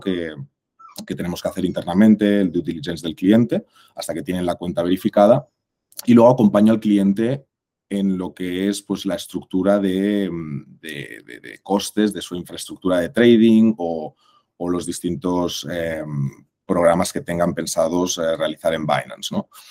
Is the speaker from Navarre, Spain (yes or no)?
no; Barcelona, Catalonia, Spain; moved away as an adult; also born or lived in Mexico; soy español, de aquí de Barcelona